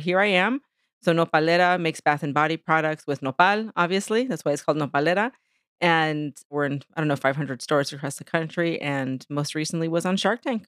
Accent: San Diego, California, United States; moved away as an adult; now in New York City, United States; I am originally from San Diego, California, which is where I'm at right now in this moment, actually, for work. But I live in New York. I've been in New York City for twenty-three years

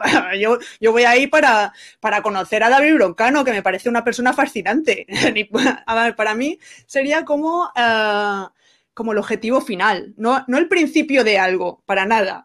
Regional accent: Benidorm, Valencian Community, Spain; moved away; yo soy de Benidorm y estoy también orgullosa. Es que quería decir ya mi lugar de nacimiento

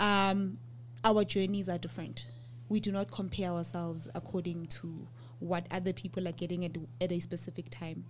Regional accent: Ivory Park, Gauteng, South Africa; I grew up in Ivory, and I and I went to school in Kempton Park

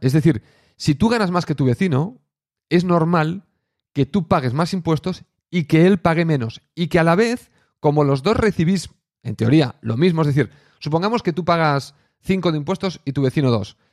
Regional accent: Catalonia, Spain; Siendo catalán

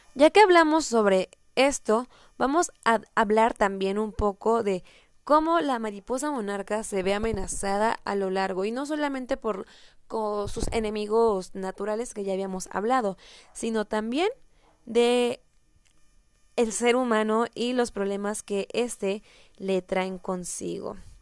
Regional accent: Michoacán, Mexico; representa a mi estado. Soy de Michoacán

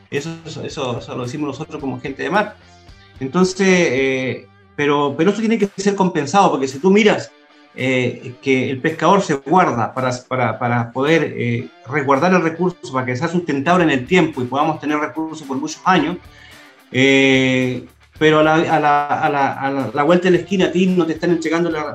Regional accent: Chile; somos todos chilenos

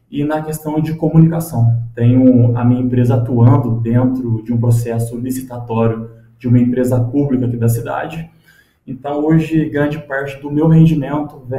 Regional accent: Cruzeiro, São Paulo, Brazil; born there; em Cruzeiro mesmo. Atualmente tenho 29 anos de idade, tô ficando velhinho já, né?

